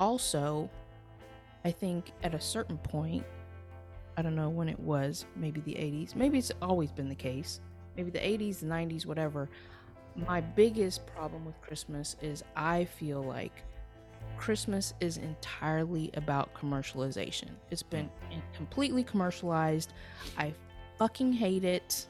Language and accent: English; Houston, Texas, United States; moved away as an adult; also born or lived in California; I grew up in Houston, Texas.